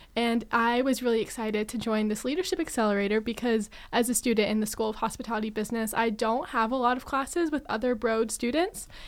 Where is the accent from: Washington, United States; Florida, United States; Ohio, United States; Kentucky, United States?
Kentucky, United States; Lexington; moved away as an adult; also born or lived in Michigan; now in East Lansing, United States; I'm originally from Lexington, Kentucky, um, right where the University of Kentucky is located, and I wanted the big college experience, but still able to spread my wings and kind of leave my hometown